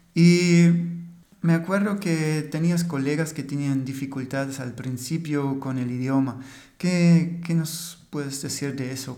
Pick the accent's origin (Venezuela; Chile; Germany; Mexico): Germany; Spanish is a second language; el alemán del podcast